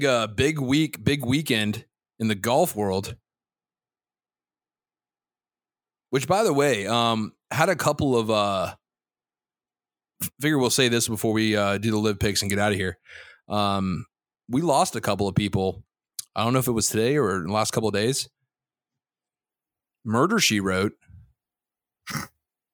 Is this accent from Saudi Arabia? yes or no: yes; Dhahran, Eastern Province, Saudi Arabia; born there; Complete transparency. I was born in Dahran, Saudi Arabia.